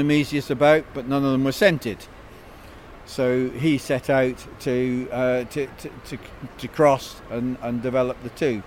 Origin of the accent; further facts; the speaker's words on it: Scotland, United Kingdom; as a Scotsman